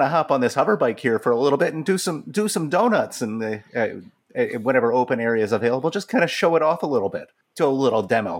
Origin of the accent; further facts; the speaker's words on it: Canada; Ma'am, I appreciate the compliment, and I'm not kind, I'm just Canadian.